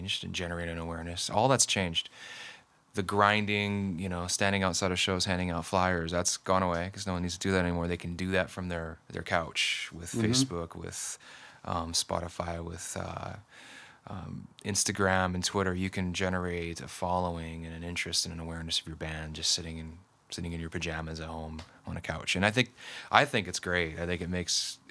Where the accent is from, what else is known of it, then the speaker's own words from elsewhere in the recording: Ferndale, Washington, United States; now in Seattle, United States; I'm from Ferndale, Washington. I was born and raised up there, and went to high school and college and whatnot up in Whatcom County